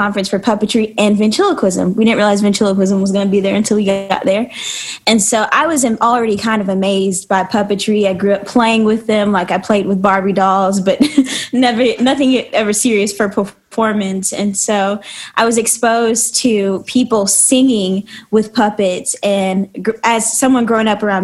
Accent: Cincinnati, Ohio, United States; now in Nashville, United States; I'm from Cincinnati, Ohio.

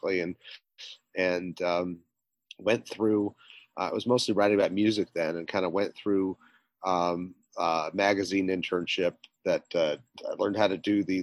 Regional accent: Salt Lake City, Utah, United States; moved away as an adult; also born or lived in Seattle, Washington / Providence, Rhode Island / New York City; now in Brooklyn, United States; I actually grew up in Salt Lake City. I was born in Seattle, bounced around the world really until I got to Salt Lake City. Spent from about preschool to high school in Salt Lake City

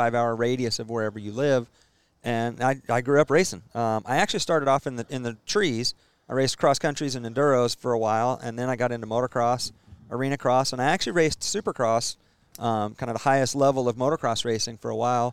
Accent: Stillwater, Oklahoma, United States; Born and raised in Stillwater.

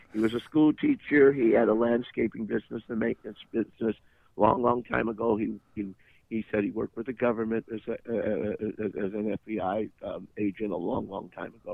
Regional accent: Midwest, United States; from the Midwest

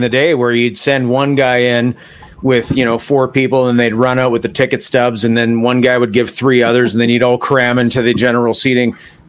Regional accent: Thunder Bay, Ontario, Canada; growing up in Thunder Bay

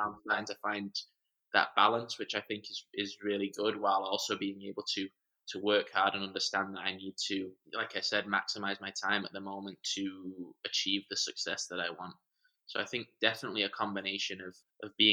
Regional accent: San Diego, California, United States; also born or lived in Manchester, England / Arizona / Portland, Oregon; Grew up a lot of my life in San Diego

